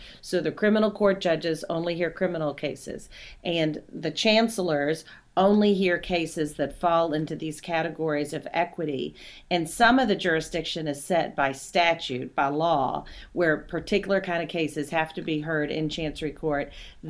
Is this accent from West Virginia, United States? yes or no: no; Kentucky, United States; So I'm from Kentucky originally, grew up in Kentucky.